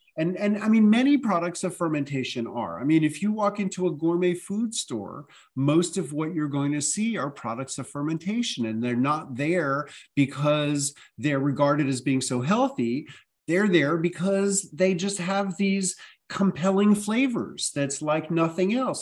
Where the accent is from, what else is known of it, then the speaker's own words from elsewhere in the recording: New York City, New York, United States; I grew up in New York City